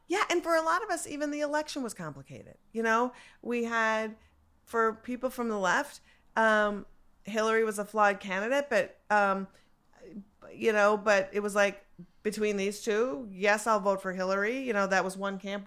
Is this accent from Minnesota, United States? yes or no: yes; Minneapolis, Minnesota, United States; I'm from Minneapolis